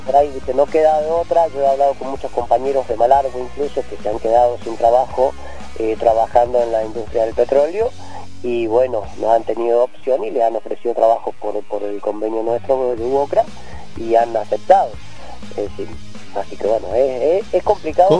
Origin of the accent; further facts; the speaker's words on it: San Rafael, Mendoza, Argentina; now in Rincón de los Sauces, Argentina; yo nací en San Rafael, en un pueblito que se llama Gus, Gouge